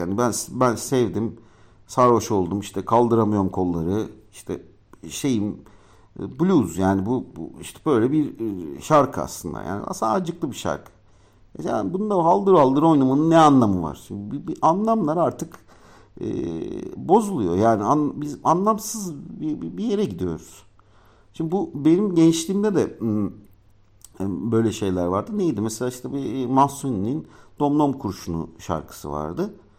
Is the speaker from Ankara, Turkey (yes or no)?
yes; Ankara, Turkey; moved away as an adult; now in Istanbul, Turkey; Ankaralıyım ben. Ankara'da doğdum büyüdüm. 18 ee, yaşından sonra da işte şeye e, İstanbul'a geldim.